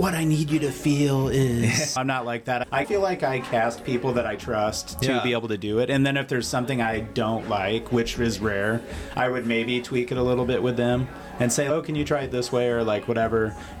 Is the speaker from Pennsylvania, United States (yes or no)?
no; Omaha, Nebraska, United States; I grew up in Omaha